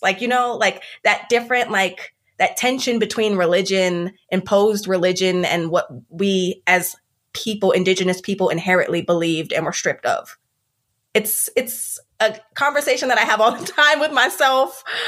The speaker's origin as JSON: {"language": "English", "town": "Columbia", "region": "South Carolina", "country": "United States", "tie": "born or raised there", "said": "I, for the most part, I grew up in Columbia, South Carolina"}